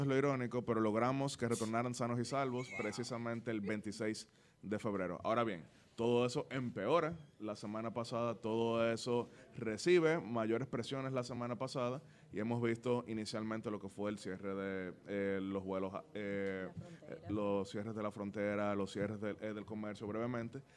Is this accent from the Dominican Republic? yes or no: yes; Dominican Republic